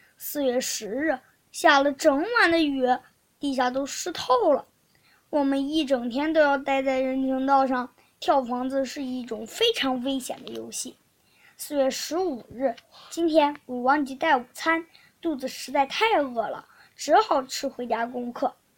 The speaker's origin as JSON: {"language": "Chinese", "region": "Shandong", "country": "China", "said": "我是来自山东的"}